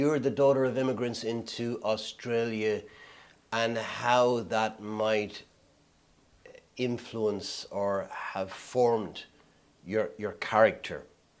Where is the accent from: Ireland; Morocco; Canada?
Ireland; now in United Kingdom; as an Irish person, when I emigrated to the UK